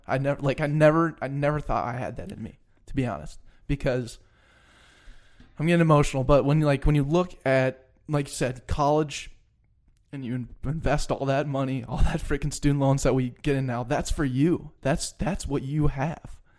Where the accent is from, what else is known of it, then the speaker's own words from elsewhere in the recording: Denver, Colorado, United States; moved away; I'm from Denver